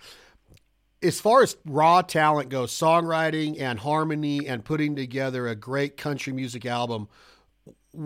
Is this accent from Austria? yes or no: no; Reno, Nevada, United States; also born or lived in Las Vegas, Nevada; I'm born and raised in Reno, so I went to college at UNLV in Vegas